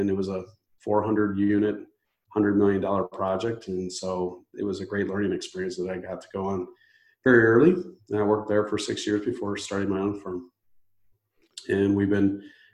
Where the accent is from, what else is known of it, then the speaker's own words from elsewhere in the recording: Chicago, Illinois, United States; also born or lived in Ohio; I'm from the Chicagoland area